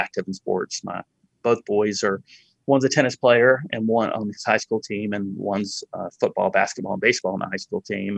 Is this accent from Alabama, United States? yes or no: yes; Montgomery, Alabama, United States; I grew up in Montgomery, Alabama